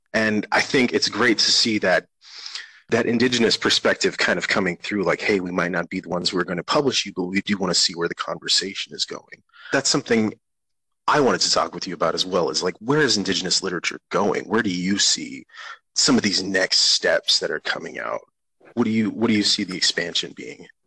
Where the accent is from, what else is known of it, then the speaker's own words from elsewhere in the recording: Cheyenne River Reservation, South Dakota, United States; moved away; I was born and raised on the Cheyenne River Reservation.